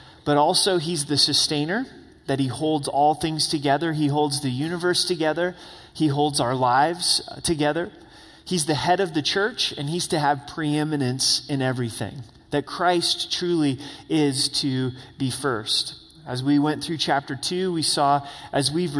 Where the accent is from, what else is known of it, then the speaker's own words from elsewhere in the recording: Southern Oregon, United States; growing up in Southern Oregon